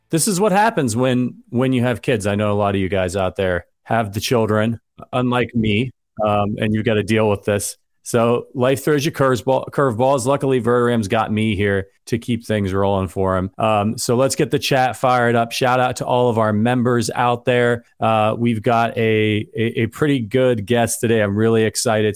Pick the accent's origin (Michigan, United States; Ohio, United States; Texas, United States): Ohio, United States; Northeast; moved away; I'm from Northeast Ohio originally